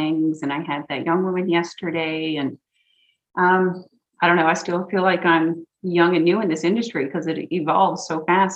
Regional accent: Newfoundland and Labrador, Canada; moved away; also born or lived in Vancouver Island; a Newfoundlander because we love to talk so much

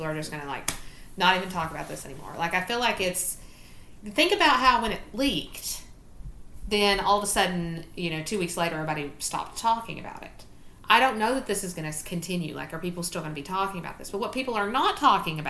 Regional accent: Council, Virginia, United States; also born or lived in Spring, Texas; I'm from Council, Virginia, right? That's my hometown.

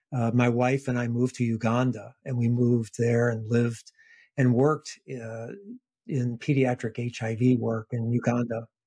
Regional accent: Washington, District of Columbia, United States; also born or lived in Richmond, Virginia; first in Washington, D.C., where I was from, I returned back to my hometown, my city

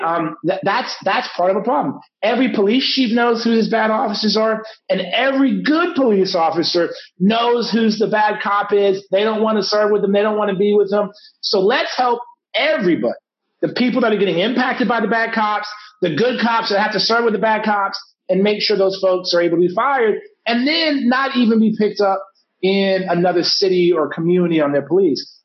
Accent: San Antonio, Texas, United States; my hometown, San Antonio, where I live

